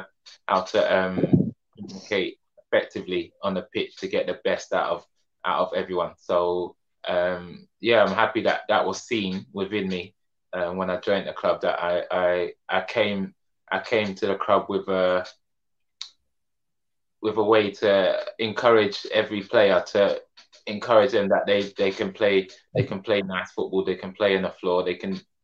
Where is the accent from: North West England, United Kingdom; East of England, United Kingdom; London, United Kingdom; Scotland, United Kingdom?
London, United Kingdom; I'm born and raised in Peckham